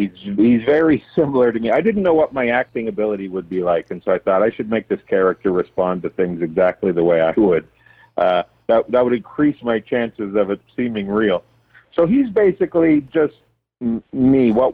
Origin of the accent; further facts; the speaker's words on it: Tisdale, Saskatchewan, Canada; my hometown is about 3,000 people or so. And so I wanted to accentuate and make it smaller. So I kind of based it more around, there's a bunch of little towns like Birkdale and Sylvania and Eldersley and Crooked River and all these little towns around Tisdale